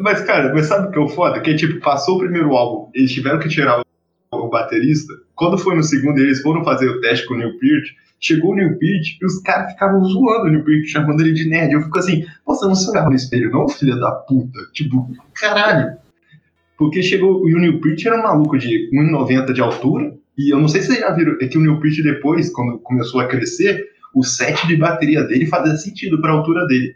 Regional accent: Rio de Janeiro, Brazil; eu sou carioca

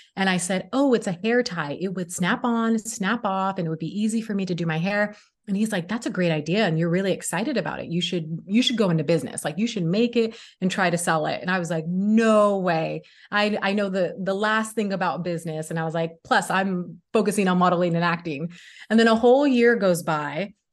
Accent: Sacramento, California, United States; moved away as an adult; also born or lived in Los Angeles, California; I moved from my hometown, Sacramento, California, to Los Angeles, California

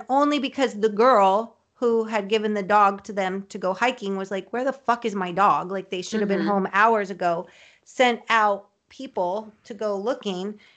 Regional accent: Colorado, United States; I'm from Colorado

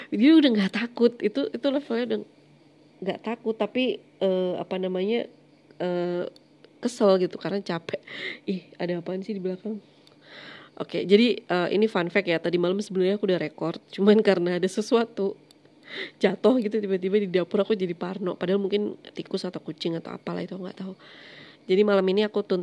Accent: Malang, East Java, Indonesia; jadi Malang itu kampung halamanku, aku aslinya Malang.

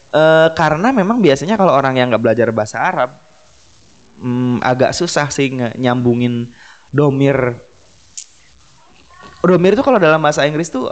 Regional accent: West Java, Indonesia; kayak kita orang Sunda kita nggak mikirin subjek objek predikat kita ngomong Sunda aja gitu

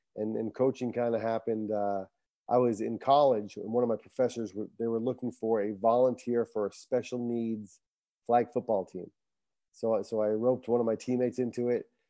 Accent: Barrington, Rhode Island, United States; I was born and raised in Barrington, Rhode Island

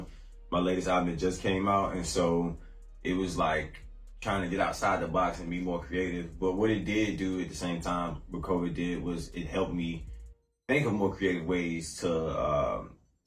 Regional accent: Landover, Maryland, United States; moved away as an adult; now in North Carolina, United States; I'm originally from DMV, Landover, Maryland. I've been down here in North Carolina going on like 8 years now

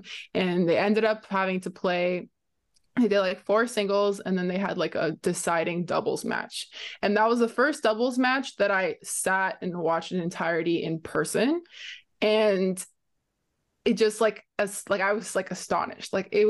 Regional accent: Canada; as a Canadian as well, I look at kind of the Canadian players kind of the same way.

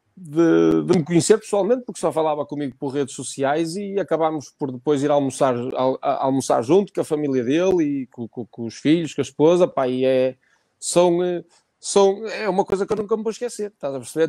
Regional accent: Barcelos, Norte, Portugal; no hospital, no hospital Barcelos, natural da freguesia de Silveiros, de, de, de Barcelos

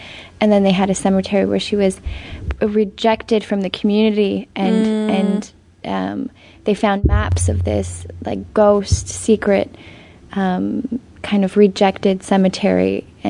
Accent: Canada; I was always just a white French Canadian

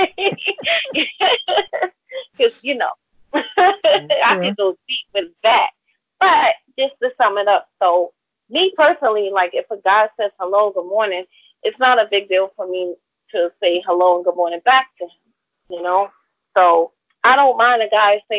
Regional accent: New York City, New York, United States; I'm from New York City

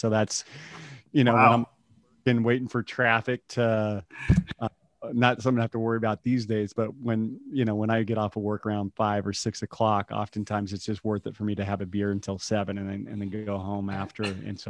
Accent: Yakima, Washington, United States; also born or lived in Colombia / Brazil / Portugal; now in Austin, United States; I'm from hop country. I grew up in Yakima, Washington.

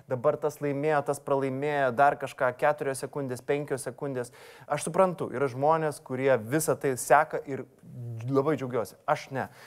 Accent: Vilnius, Vilnius County, Lithuania; aš užaugau Fabioniškėse ir po mano langais buvo krepšinio aikštelė.

